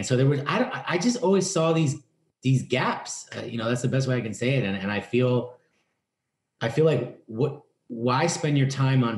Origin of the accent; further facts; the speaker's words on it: New York City, New York, United States; I grew up in the East Village in New York